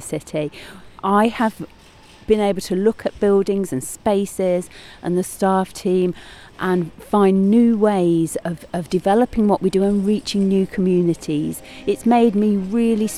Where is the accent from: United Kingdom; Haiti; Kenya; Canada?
United Kingdom; Coventry, West Midlands; growing up in Coventry